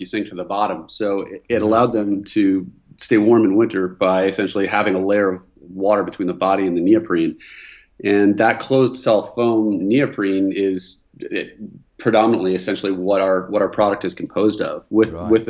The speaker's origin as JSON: {"language": "English", "town": "Vancouver", "region": "British Columbia", "country": "Canada", "tie": "born or raised there", "moved": "as an adult", "lives_now": "California, United States", "said": "I was originally from Vancouver, Canada"}